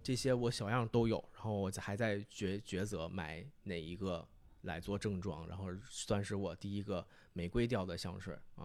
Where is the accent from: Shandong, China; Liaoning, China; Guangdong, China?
Liaoning, China; Fushun; now in Beijing, China; 我的家乡是在美丽的辽宁省抚顺市